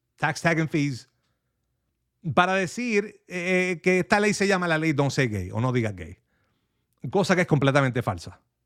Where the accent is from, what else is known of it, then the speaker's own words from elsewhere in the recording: Manatí, Puerto Rico; moved away; yo soy manatieño ausente, así que conozco muy bien esa área